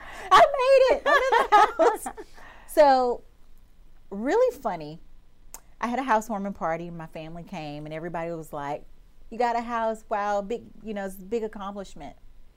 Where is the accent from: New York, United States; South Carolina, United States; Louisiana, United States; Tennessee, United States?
Louisiana, United States; And my family, I'm from Louisiana. My parents are extremely traditional.